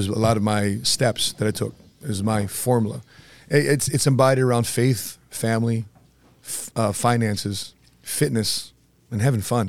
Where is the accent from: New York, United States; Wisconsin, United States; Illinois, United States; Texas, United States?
Illinois, United States; Cicero; I lived across two horse tracks in Cicero. It was Sportsman's Park and Hawthorne Park in Chicago. In a Cicero neighborhood, former Al Capone territory, I was raised around Italians, Mexicanos.